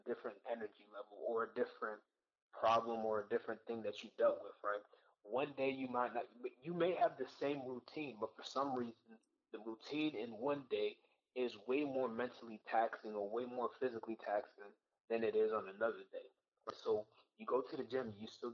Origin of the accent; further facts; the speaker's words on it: United States; My parents are Haitian. They both were born and raised in Haiti, while I was born and raised in the United States.